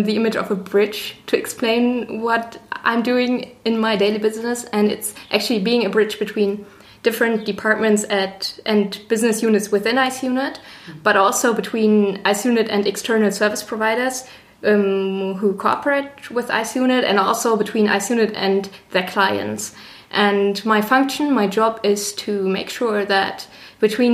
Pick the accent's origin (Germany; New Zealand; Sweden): Germany; Northern Germany; moved away as an adult; now in Passau, Germany; I'm originally from Northern Germany, and I came to Passau to do my master's degree